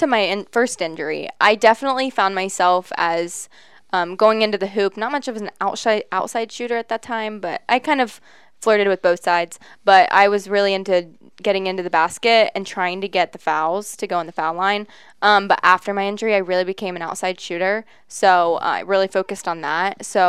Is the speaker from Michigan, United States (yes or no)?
no; Lancaster, Ohio, United States; I grew up in Lancaster, went to Fairfield Christian Academy from when I was preschool till I graduated